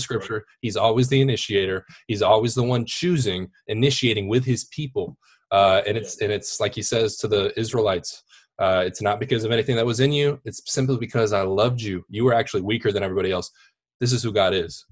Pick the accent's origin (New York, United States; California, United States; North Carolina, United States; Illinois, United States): North Carolina, United States; Wake Forest; I am from Wake Forest, Raleigh, North Carolina.